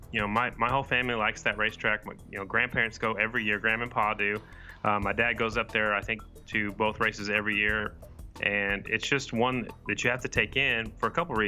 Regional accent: Oklahoma, United States; I'm from Oklahoma

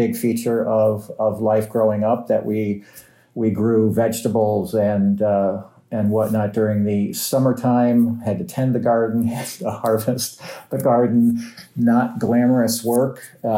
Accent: Midwest, United States; also born or lived in Covington, Kentucky / Cincinnati, Ohio; So I'm a Midwestern guy. I think, I like to tell people I grew up in the Midwest. I've got Midwestern values. When I say the Midwest, it's a little bit broad. I was born in Covington, Kentucky, lived initially right across the river in Cincinnati, Ohio

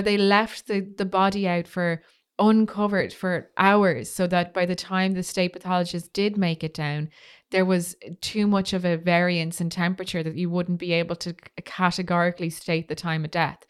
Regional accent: Ireland; being Irish

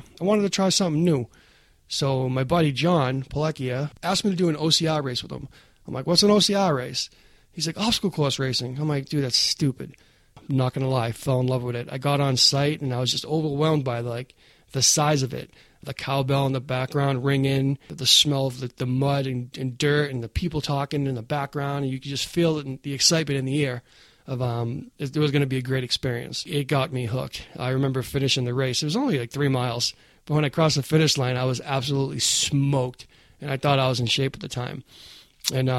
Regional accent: Boston, Massachusetts, United States; Growing up in East Boston was pretty rough

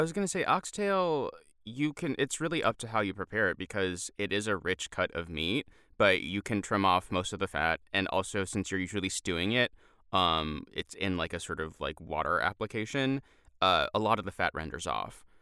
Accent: United States; We're American

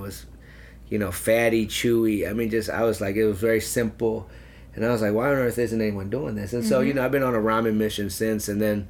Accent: St. Louis, Missouri, United States; I love St. Louis. You know, I've been here, I grew up here, we've been here since 1980, mm-hmm. and it's my town, my home, you know, and I love St. Louis.

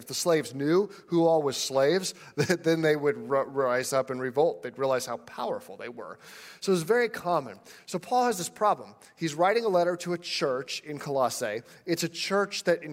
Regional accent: United States; as an American

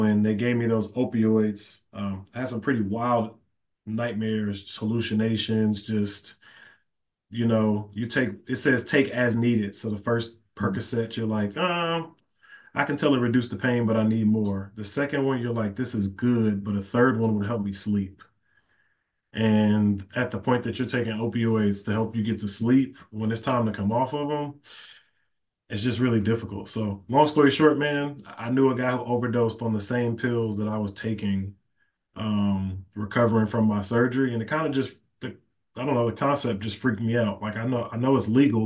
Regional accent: Chicago, Illinois, United States; also born or lived in Flossmoor, Illinois; I am born and raised in Chicago. Went to high school out in the suburbs, home of Flossmoor

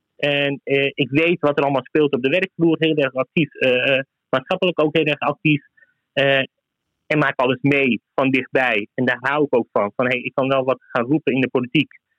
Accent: Zaandam, North Holland, Netherlands; also born or lived in Turkey; Ik heb 30 jaar in Zandam gewoond en ik heb nu een topfunctie bij een heel mooi groot bedrijf. En ik, heb, ik ben opgegroeid in Vijfhoek, in de Poelenburg.

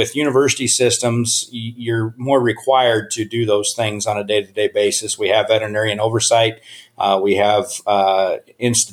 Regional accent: Laramie, Wyoming, United States; moved away as an adult; also born or lived in College Station, Texas; now in Wisconsin, United States; So I grew up in Laramie, Wyoming, basically lived on the research farm there.

